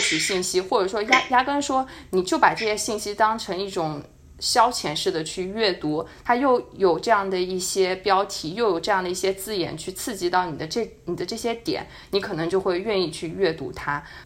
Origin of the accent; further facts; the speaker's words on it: China; 我是一个中国人